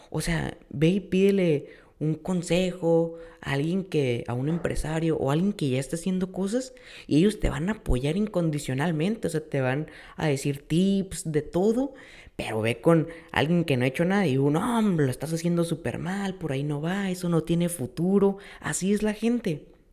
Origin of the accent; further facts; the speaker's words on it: Mexico; nosotros como mexicanos siempre vemos todo del lado negativo, ¿no?